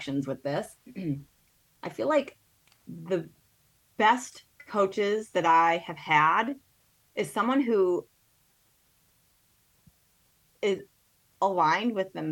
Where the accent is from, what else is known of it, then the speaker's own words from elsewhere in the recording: Connecticut, United States; moved away as an adult; also born or lived in Evanston, Illinois; I'm from Connecticut